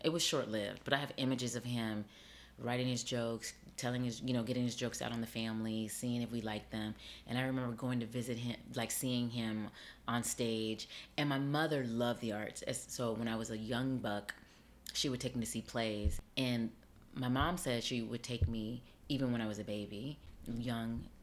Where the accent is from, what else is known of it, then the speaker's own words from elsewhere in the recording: Las Vegas, Nevada, United States; moved away as an adult; now in New York City, United States; I grew up on the West Coast. I grew up in Las Vegas.